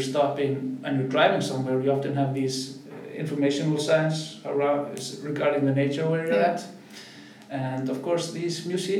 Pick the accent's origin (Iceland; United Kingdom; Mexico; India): Iceland; Southern Region; I'm from South Iceland myself